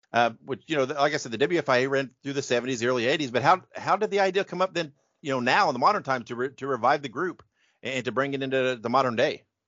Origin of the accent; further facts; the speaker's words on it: Indiana, United States; I grew up in Indiana.